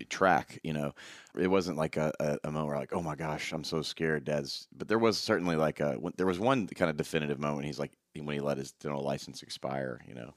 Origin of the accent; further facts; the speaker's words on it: Memphis, Tennessee, United States; Memphis, Tennessee